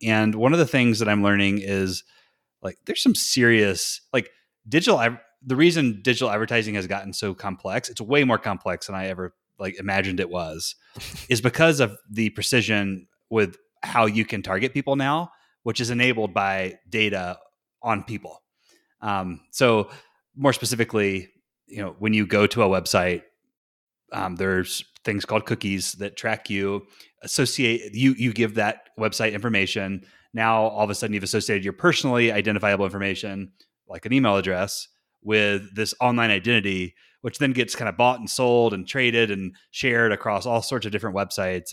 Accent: Morganton, North Carolina, United States; moved away; my hometown, uh, which is actually called Morganton

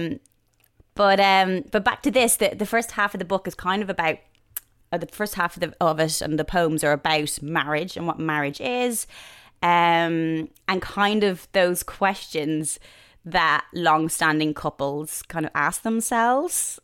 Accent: just outside Dublin, Leinster, Ireland; moved away as an adult; now in London, United Kingdom; just outside Dublin where I grew up

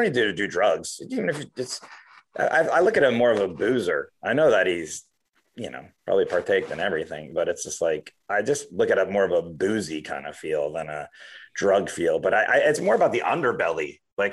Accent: Miami, Florida, United States; moved away; I grew up in Miami, Florida.

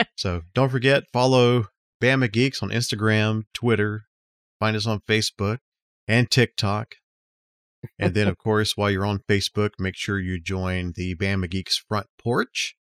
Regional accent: Dothan, Alabama, United States; Jim's Arcade is the one I grew up in near Dothan

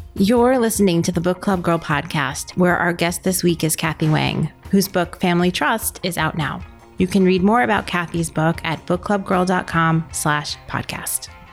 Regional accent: New York City, New York, United States; I'm a New Yorker

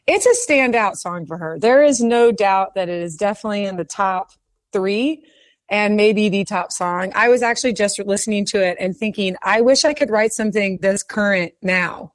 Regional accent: Houston, Texas, United States; I was from Memorial Middle School in Houston, Texas

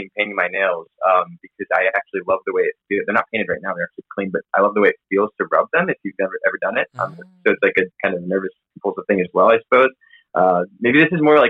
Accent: Charlotte, North Carolina, United States; moved away as an adult; also born or lived in Miami; now in New York City, United States; I grew up in Charlotte, North Carolina, born and raised there and went to school there.

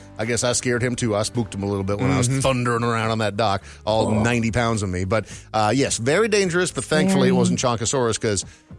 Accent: Minnesota, United States; growing up in Minnesota

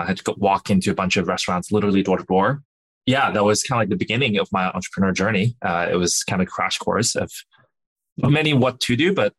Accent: Jinyun, Zhejiang, China; born there; So I was born in China, a small town. In the Zhejiang province called Jinyun. No one has ever heard of it, but it's pretty remote. It's not very developed, but you know it's beautiful.

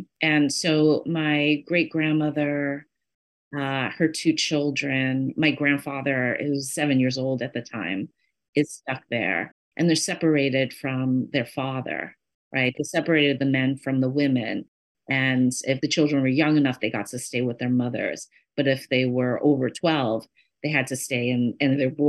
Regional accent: New York City, New York, United States; where I grew up in Flushing was the southernmost end of Flushing.

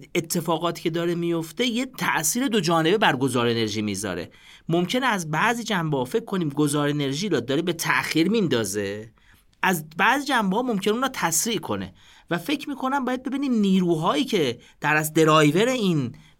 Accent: Iran; ما به عنوان یه ایرانی

